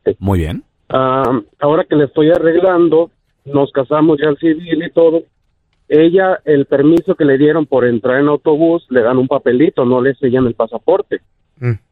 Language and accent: Spanish; Mexico; also born or lived in California / North Carolina; now in United States; Aquí tengo desde el 2018 en California, vengo de Carolina del Norte, desde, desde 1994 estoy sin salir a México.